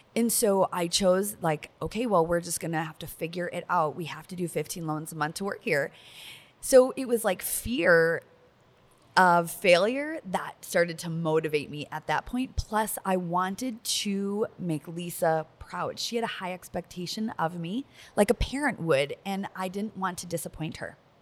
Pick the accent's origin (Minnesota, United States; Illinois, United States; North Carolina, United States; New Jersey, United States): Minnesota, United States; like forty-five minutes from my hometown